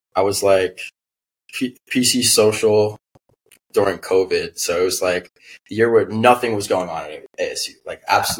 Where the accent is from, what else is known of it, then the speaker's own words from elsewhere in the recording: New York City, New York, United States; moved away as an adult; now in Arizona, United States; I'm originally from New York, Staten Island